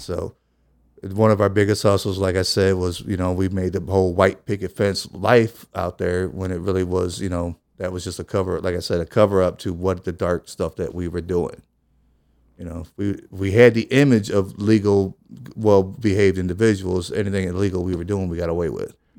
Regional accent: East St. Louis, Illinois, United States; also born or lived in Belleville, Illinois; I was born and raised in East Saint Louis

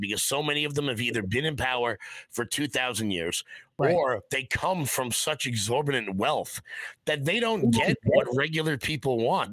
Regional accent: Long Island, New York, United States; I'm from Long Island. We play lacrosse.

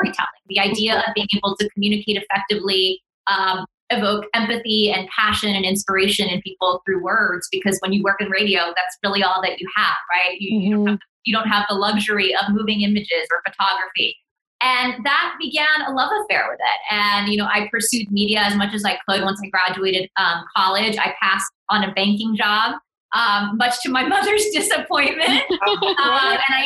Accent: Fort Worth, Texas, United States; first language Spanish; English is a second language; moved away as an adult; also born or lived in New York; I grew up in a very Mexican part of Fort Worth, Texas on the north side

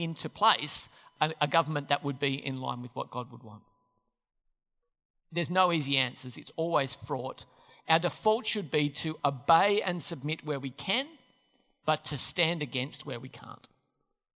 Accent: Australia; Australian Christians

